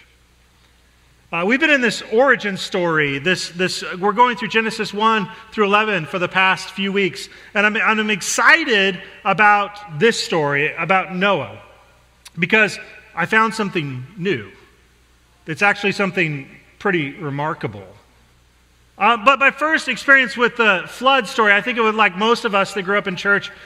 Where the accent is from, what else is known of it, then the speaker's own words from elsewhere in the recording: Denver, Colorado, United States; I grew up in the Midwest, in Denver, Colorado